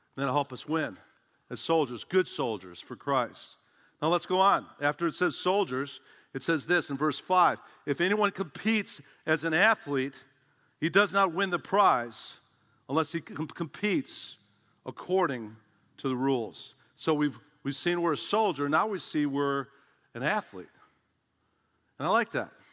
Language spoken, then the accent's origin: English; Chicago, Illinois, United States; I grew up in Chicago